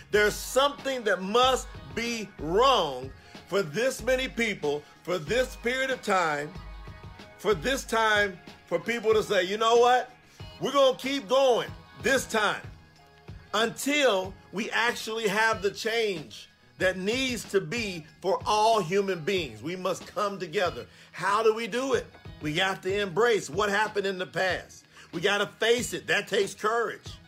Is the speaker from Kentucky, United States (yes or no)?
yes; Kentucky, United States; I'm from Kentucky. Grew up right next to a railroad track